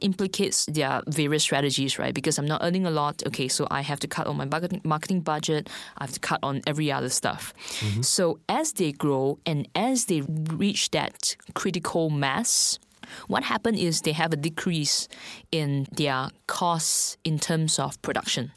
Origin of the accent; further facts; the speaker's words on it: Singapore; moved away as an adult; now in Shanghai, China; I'm actually from Singapore. So I've been in China, specifically Shanghai, for two years.